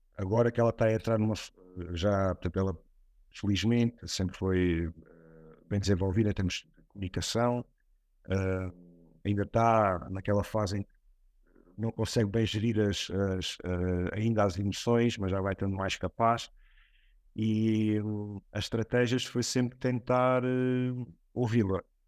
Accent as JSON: {"language": "Portuguese", "region": "Alentejo", "country": "Portugal", "also_born_or_lived": "Setúbal", "moved": "yes", "said": "no Alentejo, que é de onde eu venho"}